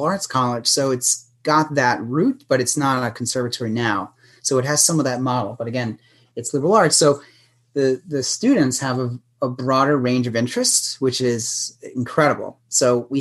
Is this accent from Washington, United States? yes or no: no; New York City, New York, United States; moved away; I'm from New York City.